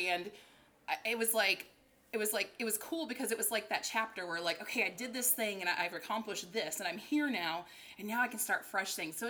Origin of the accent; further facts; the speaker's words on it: Virginia, United States; moved away as an adult; also born or lived in Nashville, Tennessee; now in West Hollywood, United States; I was raised in Virginia. I grew up in Nashville